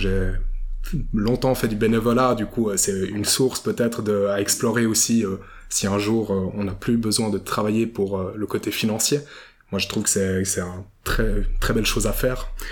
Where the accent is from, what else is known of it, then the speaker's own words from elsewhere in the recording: Vevey, Vaud, Switzerland; Moi, je suis né à Vevey, j'ai grandi à Vevey et pour l'instant, j'en suis pas parti.